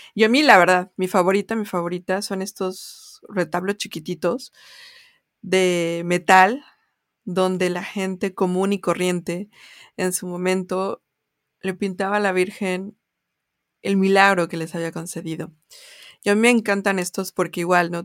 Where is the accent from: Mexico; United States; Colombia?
Mexico; como mexicanas o mexicanos